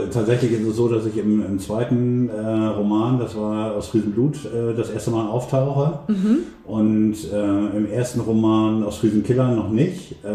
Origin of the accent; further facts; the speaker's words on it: Emden, Lower Saxony, Germany; Ja, also ähm, fangen wir mal äh, da an, wo ich aufgewachsen bin, nämlich in ähm, der Seehafenstadt M. Da bin ich auch geboren worden. Und ähm, groß geworden bin ich im Stadtteil ähm, Transvaal.